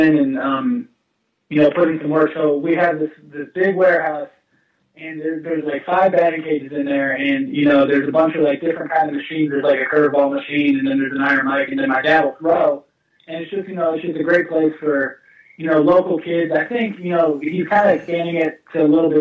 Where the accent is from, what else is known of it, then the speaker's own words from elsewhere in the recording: Orlando, Florida, United States; also born or lived in Niagara Falls, New York; I grew up in Orlando, Florida.